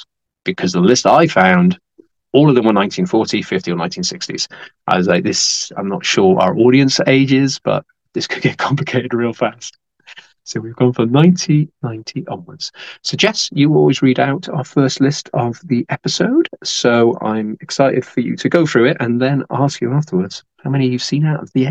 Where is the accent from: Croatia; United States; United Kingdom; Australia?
United Kingdom; As a Brit, I want to give the British movies some love.